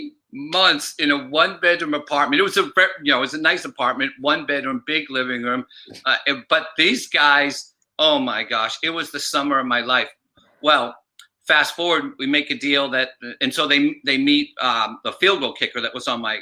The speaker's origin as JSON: {"language": "English", "region": "Massachusetts", "country": "United States", "said": "And I'm from Massachusetts, and I'm on holiday back in Massachusetts."}